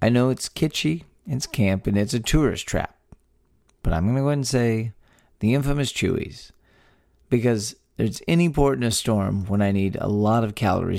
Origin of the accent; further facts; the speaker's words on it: Texas, United States; three friends born and raised in the Lone Star State share views on the history, culture, and just what it means to be Texan.